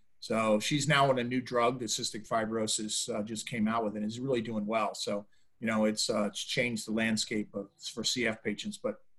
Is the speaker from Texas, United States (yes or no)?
no; Philadelphia, Pennsylvania, United States; also born or lived in California; now in Jupiter, United States; I was not. I was born in California, son of a Marine. So we bopped around the U.S., ended up going to high school and college in Philadelphia.